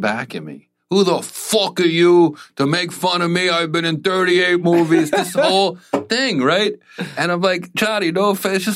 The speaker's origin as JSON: {"language": "English", "region": "New Jersey", "country": "United States", "said": "I'm from Jersey"}